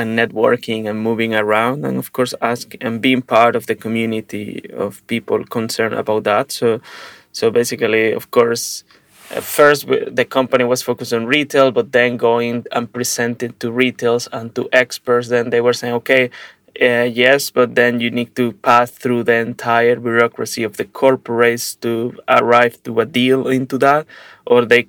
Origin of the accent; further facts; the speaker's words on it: Venezuela; now in Prague, Czech Republic; I am originally from Venezuela and living in Prague, Czech Republic